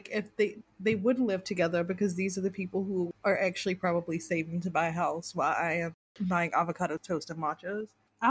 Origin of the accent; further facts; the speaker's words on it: the South, United States; now in London, United Kingdom; I am from the South, so I mean, I am very receptive to conversations with strangers.